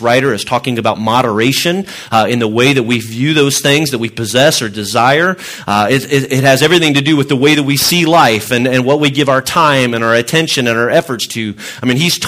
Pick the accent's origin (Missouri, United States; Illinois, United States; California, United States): Illinois, United States; I grew up in Illinois.